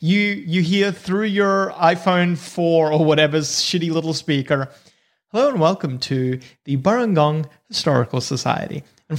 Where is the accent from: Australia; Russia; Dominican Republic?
Australia; Northern Territory; But I grew up in the Northern Territory, not New South Wales.